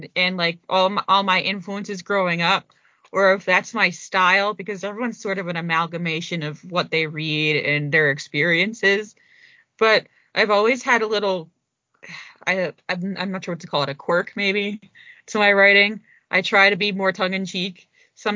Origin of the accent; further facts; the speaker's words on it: New Jersey, United States; I'm from New Jersey